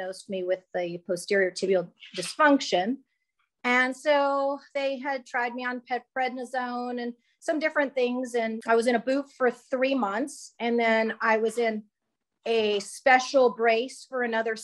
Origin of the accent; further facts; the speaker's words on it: Edmond, Oklahoma, United States; I'm from Edmond, Oklahoma